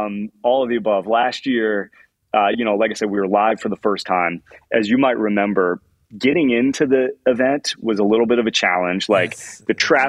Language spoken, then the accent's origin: English; Indianapolis, Indiana, United States; I'm a giant Indianapolis Colts fan. I grew up in Indianapolis.